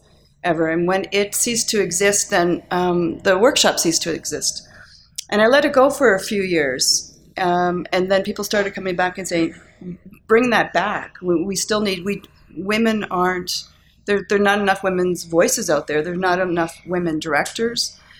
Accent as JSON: {"language": "English", "area": "Cape Breton", "region": "Nova Scotia", "country": "Canada", "tie": "born or raised there", "moved": "as an adult", "lives_now": "Calgary, Canada", "said": "I grew up in Cape Breton."}